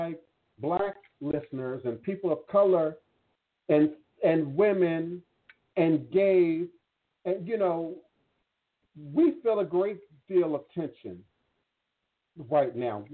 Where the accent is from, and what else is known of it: United States